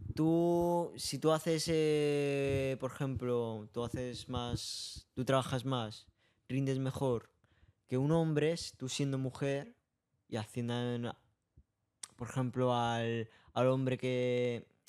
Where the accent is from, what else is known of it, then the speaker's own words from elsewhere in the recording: Tarragona, Catalonia, Spain; Yo he nací en Tarragona.